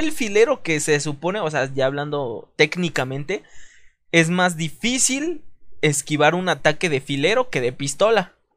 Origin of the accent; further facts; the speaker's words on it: Veracruz, Mexico; mi natal Veracruz, que mm, pues, no, nací en Veracruz, pero, pero es mi natal Veracruz